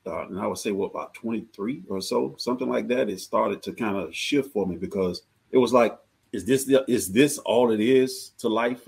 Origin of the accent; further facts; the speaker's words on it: Georgia, United States; I'm from Georgia